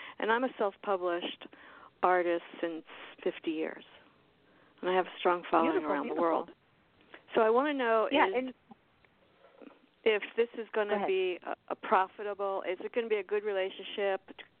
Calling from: South Miami, Florida, United States; I'm in South Miami.

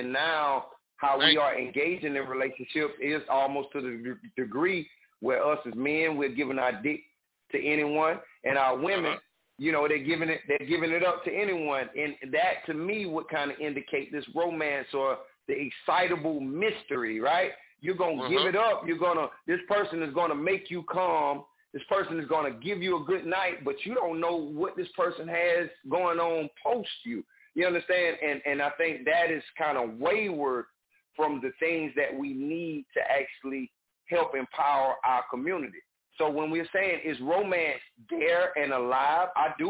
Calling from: South Carolina, United States; I'm calling from South Carolina.

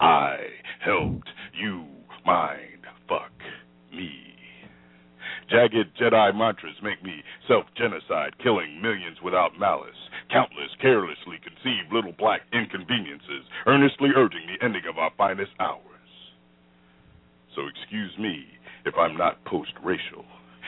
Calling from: Florida, United States; from Central Florida.

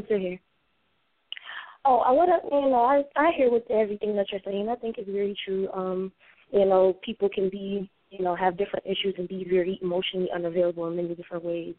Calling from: Connecticut, United States; I'm calling from Connecticut.

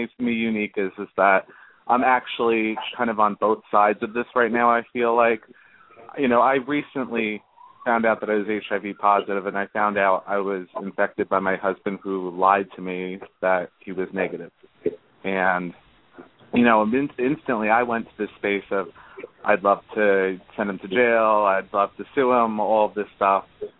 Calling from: Long Island, New York, United States; calling from Long Island, New York.

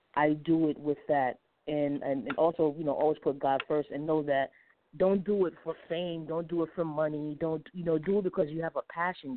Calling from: Atlanta, Georgia, United States; I'm calling from Atlanta, Georgia

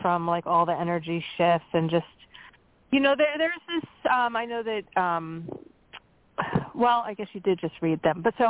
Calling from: Pennsylvania, United States; Hi, this is … from Pennsylvania.

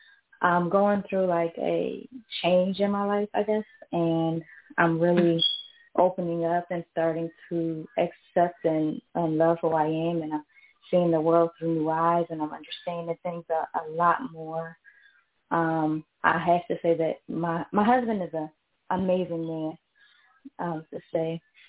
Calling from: Philadelphia, Pennsylvania, United States; I'm calling from Philadelphia.

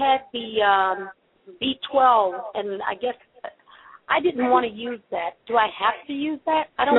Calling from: Philadelphia, Pennsylvania, United States; I'm calling from Philadelphia.

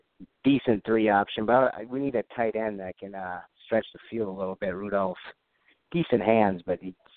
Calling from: Minnesota, United States

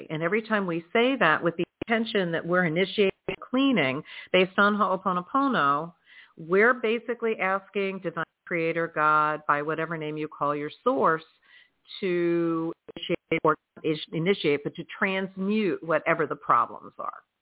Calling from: Georgia, United States; I am calling from Georgia.

